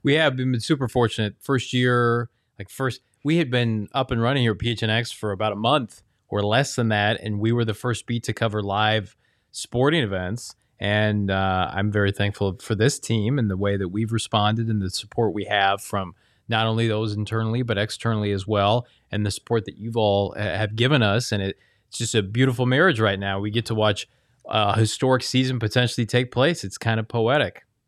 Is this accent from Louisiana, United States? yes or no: no; Ohio, United States; growing up in Ohio